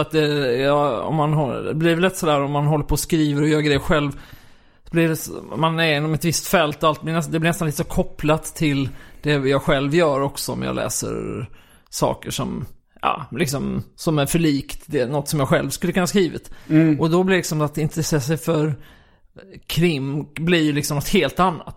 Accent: Kristianstad, Skåne, Sweden; Jag är uppvuxen i Kristianstad

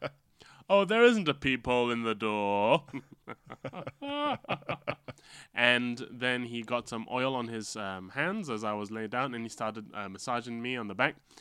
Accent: Malaysia; from being Malaysian

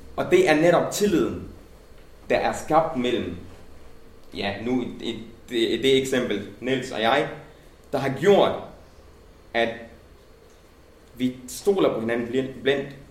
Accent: Denmark; jeg er nærmest født i Danmark, øh, fået min gymnasielle uddannelse og min folkeskole og mit universitetsuddannelse på danske folkeskoler og gymnasier

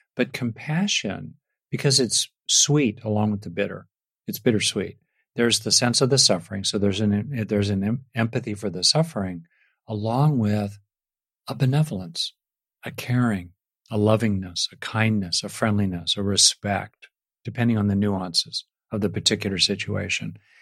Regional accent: United States; I grew up in America in, in the sixties and seventies

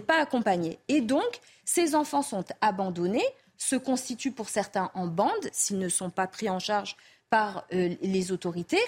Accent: Mayotte, France; Nous, on est français depuis 1841, on a choisi de le rester, on s'est battu pour le rester. Les autres ont souhaité être indépendant. Mais très bien, Vraiment, pour nous, Mahoraises et Mahorais

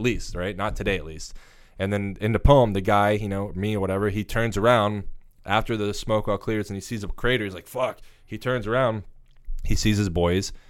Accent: South Florida, United States; I was born and raised in South Florida.

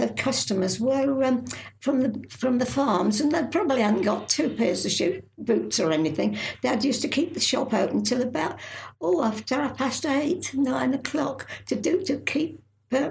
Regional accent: Lincolnshire, East Midlands, United Kingdom; she brought me up how to behave and how to speak as much as you could in Lincolnshire.

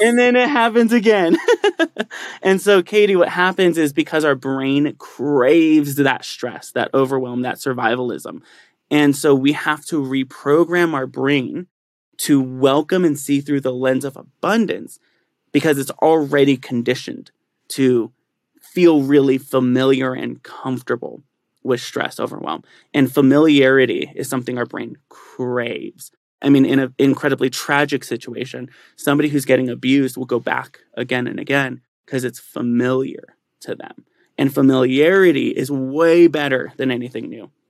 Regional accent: San Bernardino, California, United States; moved away as an adult; also born or lived in San Diego; now in Colorado Springs, United States; I actually grew up in San Bernardino, which is one of the most impoverished parts of Southern California

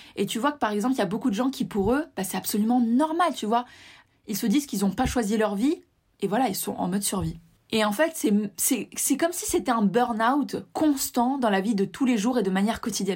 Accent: Tunisia; je suis originaire de Tunisie

